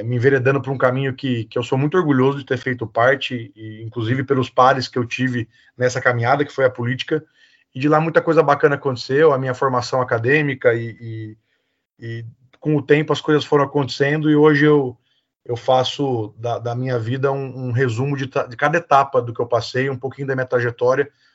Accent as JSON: {"language": "Portuguese", "town": "Botucatu", "region": "São Paulo", "country": "Brazil", "tie": "born or raised there", "said": "sou natural aqui de Botucatu"}